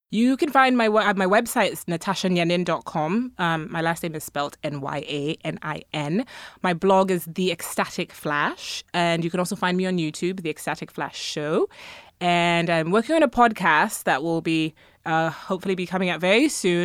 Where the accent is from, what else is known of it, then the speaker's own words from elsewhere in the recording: Ghana; now in United States; I come from Ghana, so I grew up as a majority